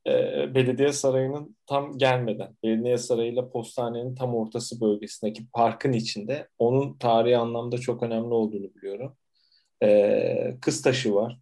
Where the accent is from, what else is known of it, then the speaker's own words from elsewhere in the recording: Istanbul, Turkey; Süleymaniye'de doğdum.